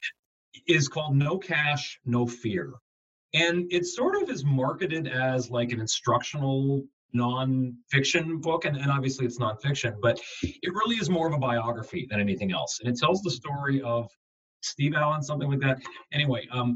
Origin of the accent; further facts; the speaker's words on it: Southern Ontario, Canada; moved away; also born or lived in Buffalo, New York; I'm from Southern Ontario